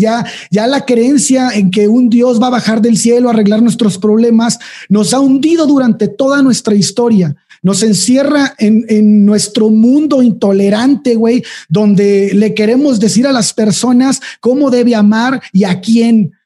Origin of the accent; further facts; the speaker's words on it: Mexico; en nuestro país